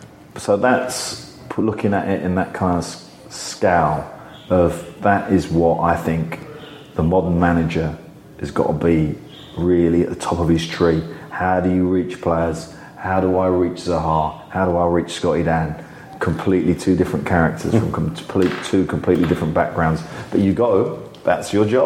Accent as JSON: {"language": "English", "region": "England", "country": "United Kingdom", "said": "as an Englishman"}